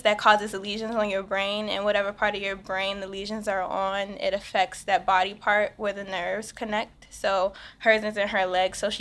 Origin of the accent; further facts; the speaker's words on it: Washington, District of Columbia, United States; I'm a DC native. Lived here my whole entire life.